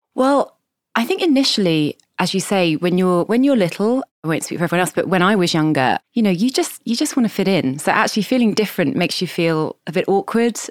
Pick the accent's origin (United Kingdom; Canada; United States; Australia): United Kingdom; Kent, suburban London, South East England; I was born in London, and I grew up in kind of suburban London in Kent, which is kind of southeast of London